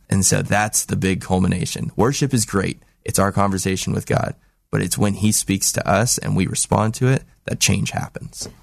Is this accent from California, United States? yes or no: yes; Los Angeles, California, United States; moved away as an adult; now in Salem, United States; I'm from Los Angeles